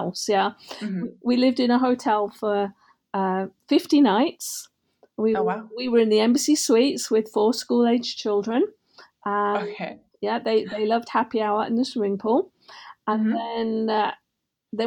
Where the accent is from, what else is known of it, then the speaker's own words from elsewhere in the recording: North West England, United Kingdom; moved away as an adult; also born or lived in London, United Kingdom; now in Naperville, United States; I lived in England growing up, brought up in the Northwest